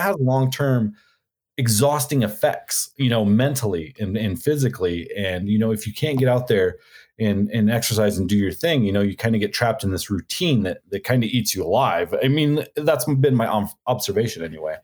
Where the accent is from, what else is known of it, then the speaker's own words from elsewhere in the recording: Arizona, United States; I'm from Arizona